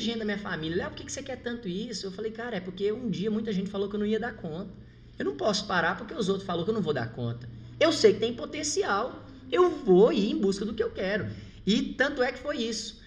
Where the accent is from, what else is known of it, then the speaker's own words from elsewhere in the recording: Goiás, Brazil; moved away; also born or lived in Rio de Janeiro; eu sou de Goiás